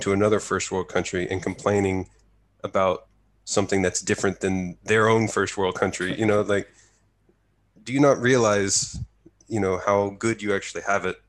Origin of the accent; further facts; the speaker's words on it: near Waco, Texas, United States; now in Japan; my hometown is about an hour's drive from Waco.